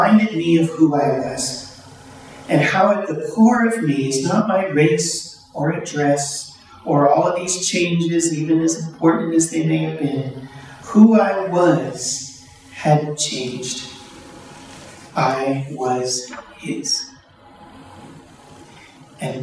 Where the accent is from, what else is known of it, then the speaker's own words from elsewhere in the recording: Chicago, Illinois, United States; moved away as an adult; also born or lived in Breton, Alberta, Canada; I was from Chicago, 6 million people.